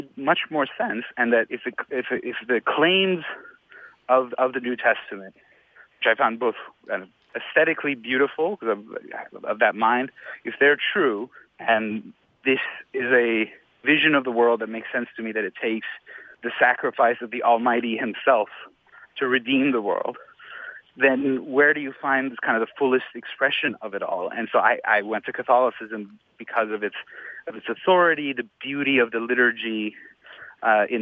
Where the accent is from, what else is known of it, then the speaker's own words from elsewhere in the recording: Iran; moved away; Muslim born, Shiite born in Iran, because I was born and raised in Iran